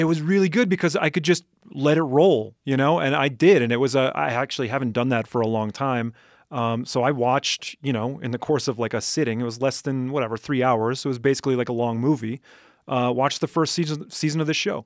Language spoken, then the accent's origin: English; Madison, Wisconsin, United States; I grew up in Madison, Wisconsin